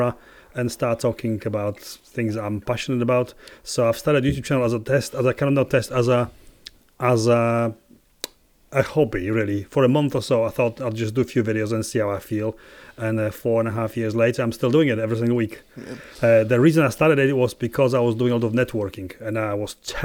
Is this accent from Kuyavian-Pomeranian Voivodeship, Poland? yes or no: no; Warsaw, Masovian Voivodeship, Poland; moved away; Poland. I'm from Warsaw.